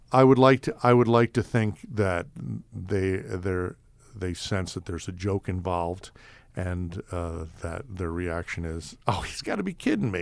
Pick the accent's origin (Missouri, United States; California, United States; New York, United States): New York, United States; New York City; moved away; I grew up in New York City